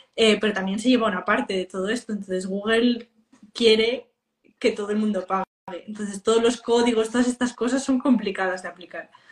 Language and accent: Spanish; Spain; los que más visitamos Barcelona somos los españoles